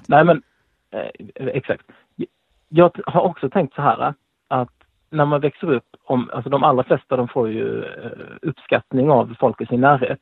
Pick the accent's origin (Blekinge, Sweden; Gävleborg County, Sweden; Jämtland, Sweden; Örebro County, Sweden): Blekinge, Sweden; now in Skåne, Sweden; jag kommer ju egentligen från Blekinge